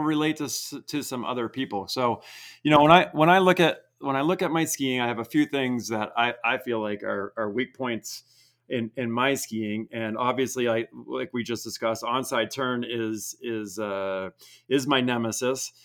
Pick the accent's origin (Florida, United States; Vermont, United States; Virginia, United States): Vermont, United States; I grew up in Vermont, didn't have coaches